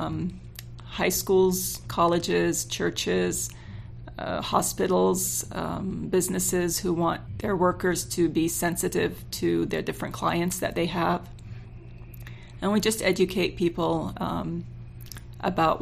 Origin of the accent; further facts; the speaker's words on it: California, United States; moved away as an adult; now in Utah, United States; I came at a very young age. Raised in California, and I've been in Utah for the last 25 years